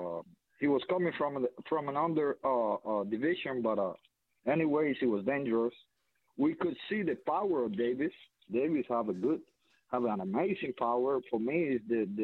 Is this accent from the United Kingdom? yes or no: no; Cuba; I'm Cuban. I'm from Cuba.